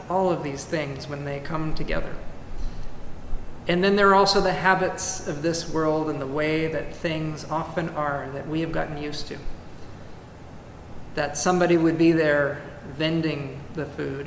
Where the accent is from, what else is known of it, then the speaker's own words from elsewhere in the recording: California, United States; moved away; also born or lived in Carmel Valley, California; My home state of California